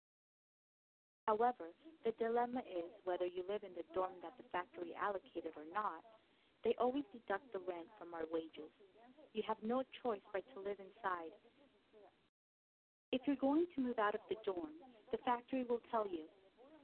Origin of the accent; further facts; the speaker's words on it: Shanxi, China; moved away as an adult; now in Shenzhen, China; I'm from the Shanxi province. My family plants corn, patties, and potatoes.